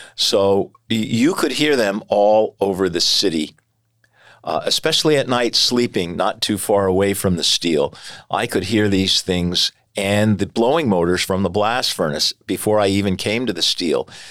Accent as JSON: {"language": "English", "town": "Bethlehem", "region": "Pennsylvania", "country": "United States", "tie": "born or raised there", "said": "I was born and raised in Bethlehem. I have lived here all my life"}